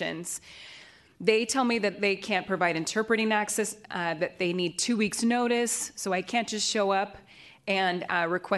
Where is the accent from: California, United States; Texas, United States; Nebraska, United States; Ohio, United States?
California, United States; San Francisco; I was born and raised in San Francisco